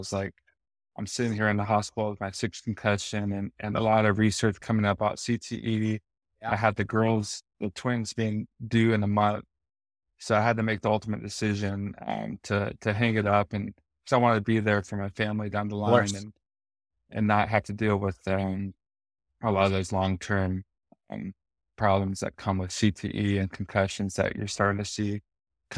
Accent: West Coast, United States; moved away as an adult; also born or lived in Chicago; now in Arizona, United States; I grew up on the West Coast

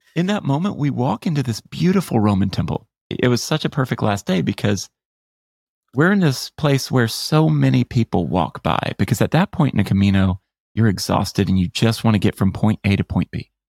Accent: United States; 'Cause I'm American. It's my home.

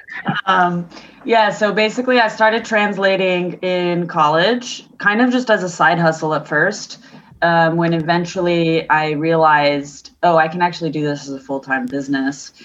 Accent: California, United States; moved away as an adult; also born or lived in Paris, France / London, United Kingdom; now in Barcelona, Spain; So I grew up in California, but I'm half French and half Colombian

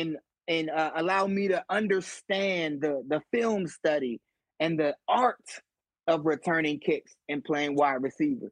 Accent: Washington, District of Columbia, United States; I grew up in Washington, D.C.

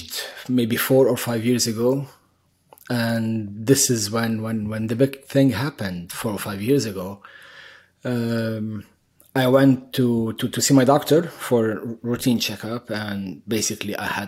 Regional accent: Beirut, Beirut Governorate, Lebanon; moved away as an adult; also born or lived in Middle East; now in United States; I was born in Beirut, Lebanon, during the war. So this sums up the first 12 or 13 years of my life, which was in shelters and running for my life

